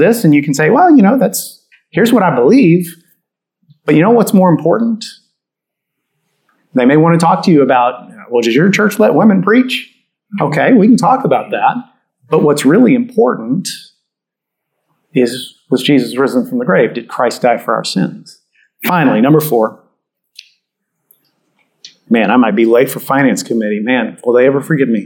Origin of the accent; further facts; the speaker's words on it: Catholic part of Texas, United States; I grew up in Catholic part of Texas